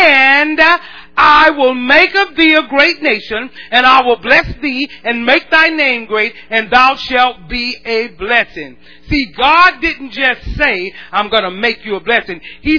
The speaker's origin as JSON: {"language": "English", "region": "the South", "country": "United States", "said": "We're from the South. In the South, we do it like we drink sweet tea. We do this because we're from the South."}